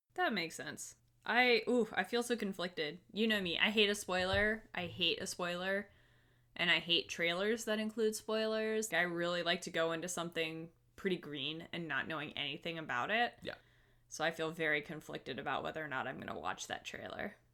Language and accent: English; the South, United States; accent: southern; my southern accent comes out